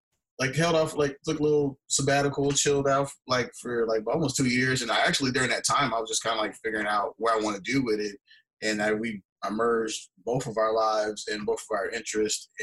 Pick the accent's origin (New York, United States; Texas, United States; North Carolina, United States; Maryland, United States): Texas, United States; Houston; I'm born and raised in Houston, Texas.